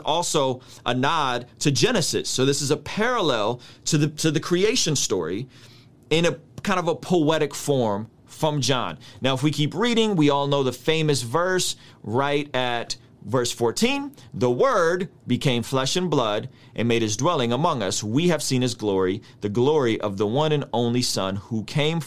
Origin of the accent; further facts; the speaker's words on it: San Diego, California, United States; first language Russian; English is a second language; my first language is Russian. I grew up speaking Russian up until 6 when me and my family came to America. We're Armenian. We came out as refugees in 1991, and I go to San Diego